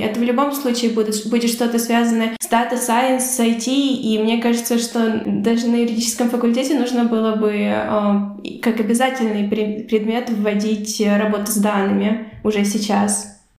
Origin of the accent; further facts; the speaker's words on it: Ukraine; moved away as an adult; now in Latvia; Вообще я сама из Украины